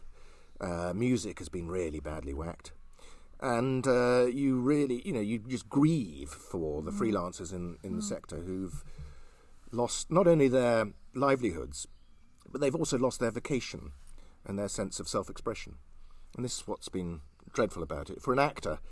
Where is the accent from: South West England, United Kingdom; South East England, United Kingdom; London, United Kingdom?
South West England, United Kingdom; Cirencester; moved away as an adult; also born or lived in Gloucestershire / Colwall, Herefordshire; now in Herefordshire, United Kingdom; I was born in Cirencester